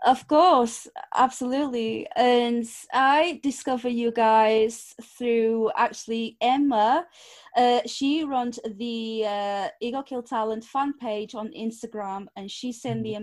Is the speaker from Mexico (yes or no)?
no; Lisbon, Portugal; English is a second language; moved away; I was born in Portugal, but my mum's side of the family is from Angola, Africa.